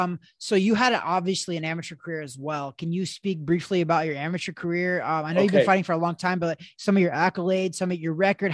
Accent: Missouri, United States; I actually was born and raised in Missouri, which is where Title Boxing headquarters is at.

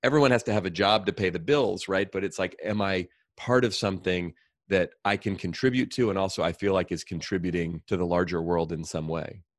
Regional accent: Oakland, California, United States; I grew up here in the Bay Area. I grew up in Oakland.

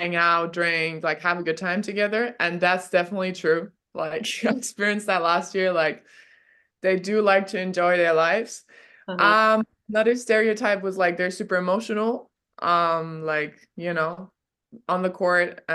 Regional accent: Landsberg am Lech, Bavaria, Germany; English is a second language; moved away as an adult; also born or lived in Munich, Germany; now in Spain; when I was five in my hometown

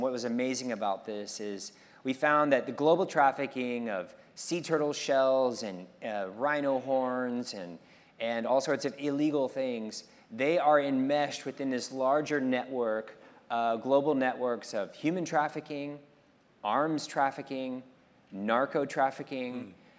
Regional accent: Monterey, California, United States; it's not because I come from Monterey with this whales 365.

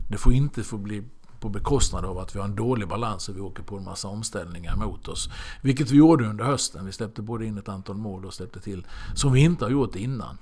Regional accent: Halmstad, Halland County, Sweden; moved away; also born or lived in Norrköping; jag eh, växte upp hemma i Halmstad med fyra syskon.

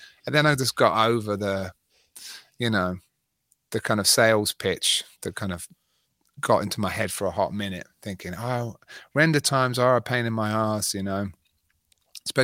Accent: England, United Kingdom; moved away; I've been out of England for 18 years, so I'm definitely... Wow. I go back to England and they're like, where are you from?

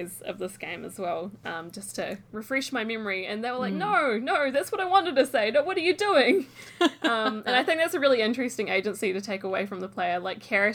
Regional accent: New Zealand; moved away; I came from New Zealand

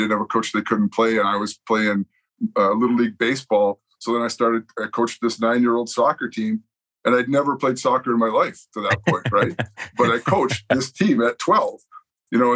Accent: Winnipeg, Manitoba, Canada; moved away as an adult; also born or lived in Lethbridge; I grew up in Winnipeg, inner city, lousy

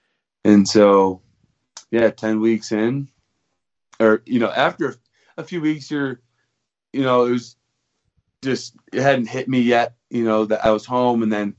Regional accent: Novi, Michigan, United States; which is about 20 minutes outside of Detroit. And I grew up there. I went to high school there, public school, Novi High School.

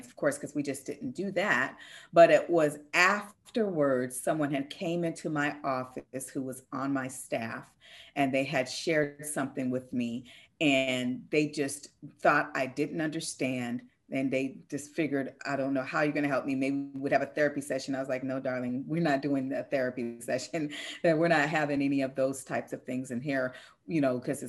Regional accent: Seattle, Washington, United States; I'm from Seattle, one of the number one suicide cities in the US

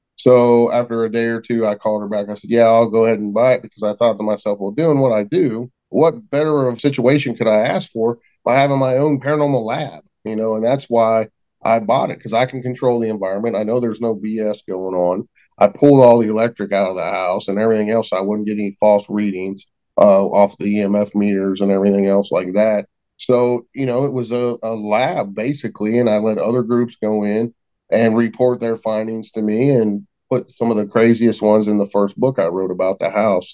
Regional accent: West Virginia, United States; we're all from West Virginia

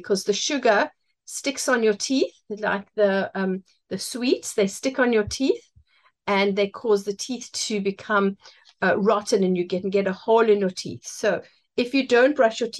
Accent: Cape Town, Western Cape, South Africa; moved away as an adult; now in London, United Kingdom; I was born in Cape Town and I went to school in Cape Town and now I live in London

